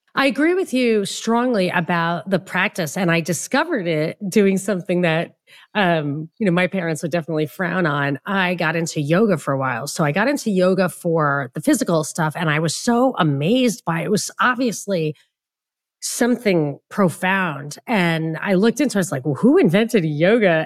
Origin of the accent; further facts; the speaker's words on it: New York, United States; I grew up in New York where it's very humid